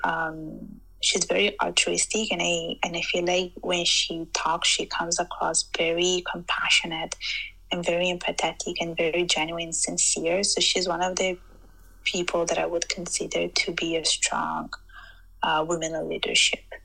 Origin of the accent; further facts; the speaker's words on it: Sicily, Italy; moved away as an adult; now in Canada; I was born in Italy, specifically in Sicily. So I was born and raised there.